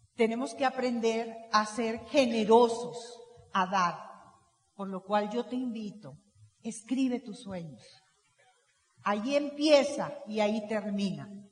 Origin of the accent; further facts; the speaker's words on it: Veracruz, Mexico; Yo nací en Veracruz